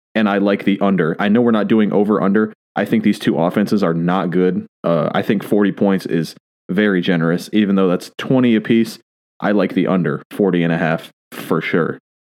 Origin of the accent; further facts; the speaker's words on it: Michigan, United States; I'm from Michigan, not France